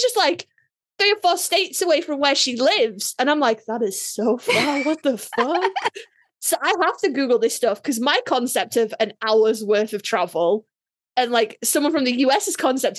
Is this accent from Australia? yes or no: no; England, United Kingdom; I come from England